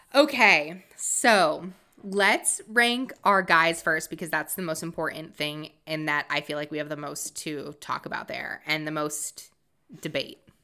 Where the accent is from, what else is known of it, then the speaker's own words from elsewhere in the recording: Massachusetts, United States; also born or lived in Rhode Island; I'm originally from Massachusetts